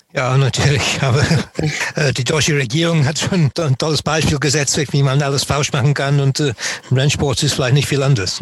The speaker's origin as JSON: {"language": "German", "town": "Nottingham", "region": "East Midlands", "country": "United Kingdom", "tie": "born or raised there", "second_language": "German", "moved": "yes", "said": "ich bin in Nottingham geboren und aufgewachsen"}